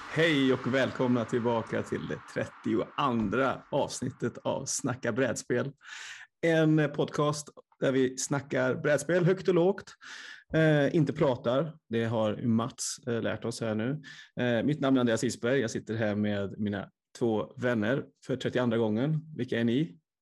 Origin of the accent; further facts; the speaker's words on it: Vänersborg area, Västra Götaland, Sweden; mina hemtrakter